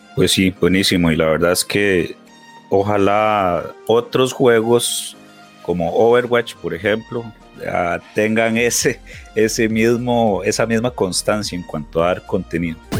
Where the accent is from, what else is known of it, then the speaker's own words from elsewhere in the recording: Heredia, Costa Rica; yo toda la vida pues viví en, Heredia